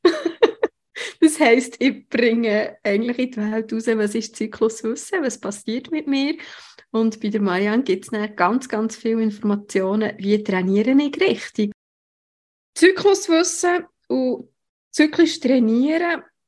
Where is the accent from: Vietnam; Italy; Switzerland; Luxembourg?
Switzerland; bei uns in der Schweiz